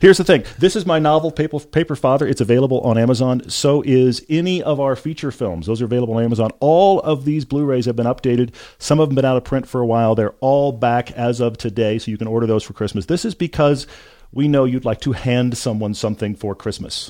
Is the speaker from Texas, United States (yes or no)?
yes; Houston, Texas, United States; I grew up in Texas